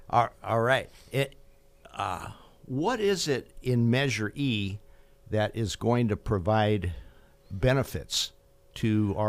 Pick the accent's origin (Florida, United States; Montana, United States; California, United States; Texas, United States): California, United States; Fresno; I know I've always been proud to be a Bulldog, be born and bred in Fresno and part of Fresno State.